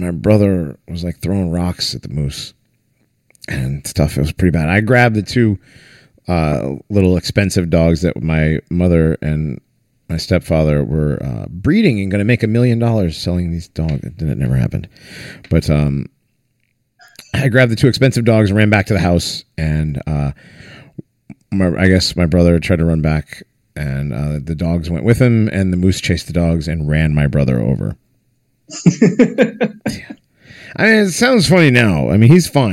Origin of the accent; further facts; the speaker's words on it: Northeast, United States; also born or lived in Maine; I'm from the Northeast.